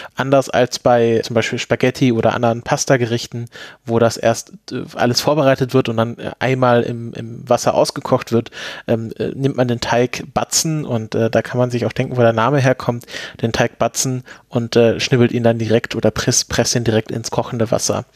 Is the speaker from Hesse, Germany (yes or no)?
no; Swabia / Black Forest, Baden-Württemberg, Germany; now in Potsdam, Germany; Ich komme ja selbst, äh, aus Schwaben, beziehungsweise aus dem Schwarzwald